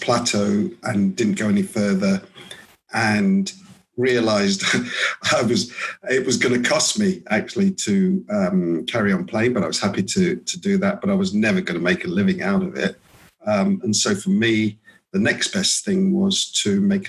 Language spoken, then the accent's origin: English; London, United Kingdom; I'm from London. I grew up in London